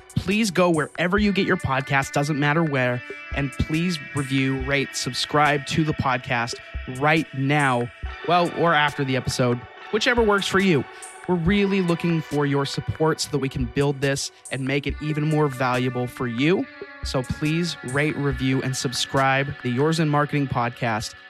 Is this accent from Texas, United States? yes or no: no; Utah, United States; I grew up in Utah